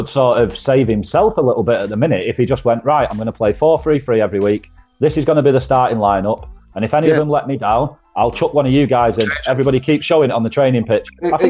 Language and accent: English; Manchester, North West England, United Kingdom; Nitram, that's where I'm from, mate. That's my area code, 0161.